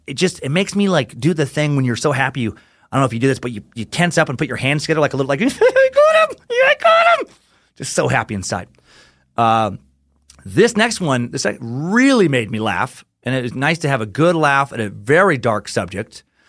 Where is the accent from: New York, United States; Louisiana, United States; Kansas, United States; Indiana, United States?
Kansas, United States; Wichita; Just listened to your podcast about BTK, and I'm from Wichita.